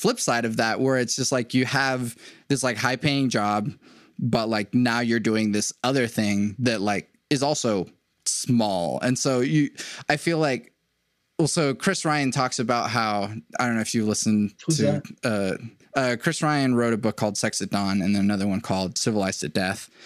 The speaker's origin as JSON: {"language": "English", "country": "Venezuela", "moved": "yes", "said": "I'm an immigrant from Venezuela"}